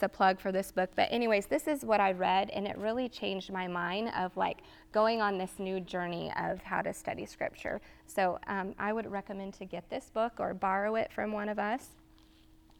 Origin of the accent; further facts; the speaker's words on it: Texas, United States; moved away as an adult; now in Georgia, United States; I was from Texas and I moved to Georgia